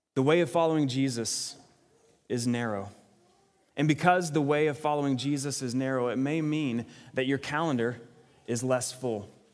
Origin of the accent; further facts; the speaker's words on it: Texas, United States; now in Sioux Falls, United States; as a Texan